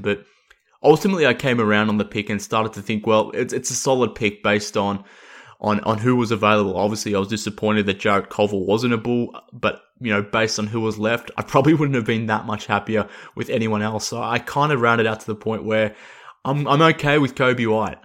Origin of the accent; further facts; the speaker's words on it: Australia; accent: Australian; based on my voice and my accent that I'm, I'm based in Australia